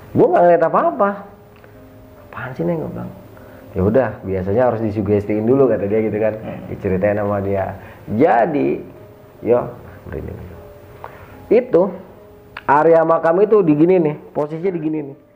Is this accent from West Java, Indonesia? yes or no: yes; Bandung, West Java, Indonesia; Gue bilang sama, gue juga dari Bandung.